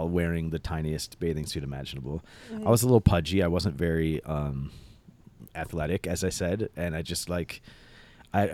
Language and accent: English; Dearborn, Michigan, United States; I grew up in Dearborn